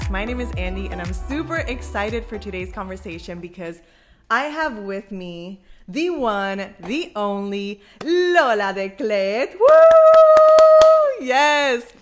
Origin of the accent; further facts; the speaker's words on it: Puerto Rico; now in New York, United States; So by the way, we're both based in New York, but of course, as you can already tell, we're Latinas. Born and raised in Puerto Rico.